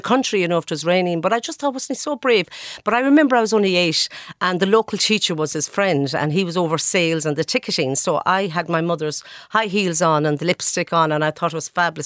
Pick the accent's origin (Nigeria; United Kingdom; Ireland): Ireland; Glenamaddy, Connacht; born or raised there; also born or lived in Ballymote, County Sligo; now in Dublin, Ireland